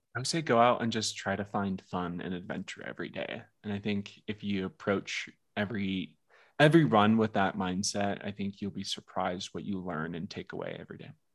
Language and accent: English; Seattle, Washington, United States; I grew up in the Seattle area